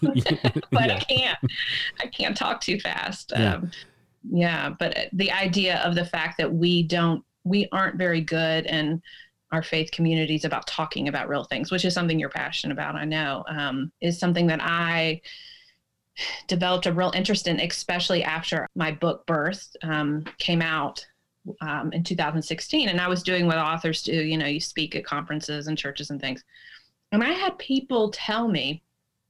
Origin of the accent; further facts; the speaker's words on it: Tennessee, United States; moved away; also born or lived in Washington; I grew up in Tennessee